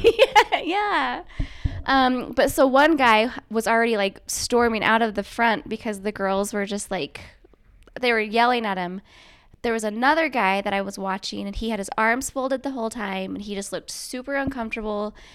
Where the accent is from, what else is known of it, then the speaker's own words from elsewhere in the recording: Bountiful, Utah, United States; also born or lived in Navajo Reservation, Arizona; I basically grew up here in, like, Bountiful, Centerville